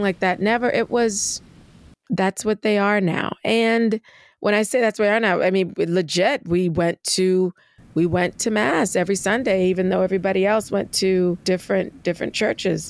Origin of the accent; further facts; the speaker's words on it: Charleston, South Carolina, United States; I'm a Southerner born in Charleston, South Carolina